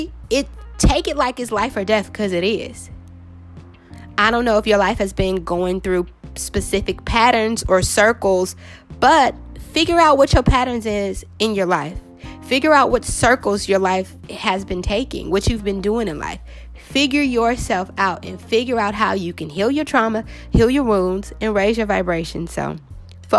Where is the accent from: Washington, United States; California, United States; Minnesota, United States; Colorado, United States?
California, United States; I'm from California, you guys. So Mexican food, we do Mexican food a lot out here